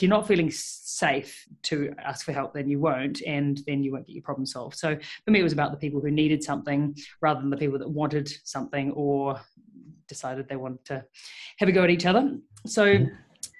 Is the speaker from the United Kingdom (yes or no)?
no; New Zealand; moved away as an adult; now in Melbourne, Australia; I moved to Melbourne 6 years ago, 2015, and started my career as a vet over here. And I moved from New Zealand